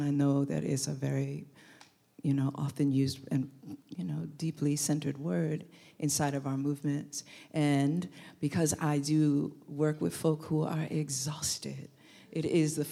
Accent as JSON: {"language": "English", "town": "New York City", "region": "New York", "country": "United States", "tie": "born or raised there", "also_born_or_lived": "Oakland, California", "moved": "as an adult", "said": "when I lived in Brooklyn, because I'm from New York"}